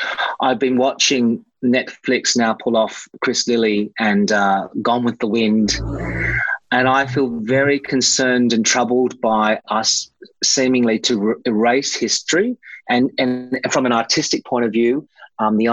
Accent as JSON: {"language": "English", "country": "Australia", "said": "I was just sick of not being an Australian, which I am"}